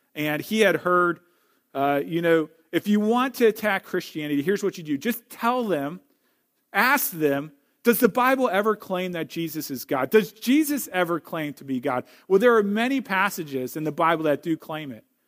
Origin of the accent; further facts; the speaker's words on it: St. Louis, Missouri, United States; now in Wisconsin, United States; I grew up in Saint Louis. I'm a Missouri boy.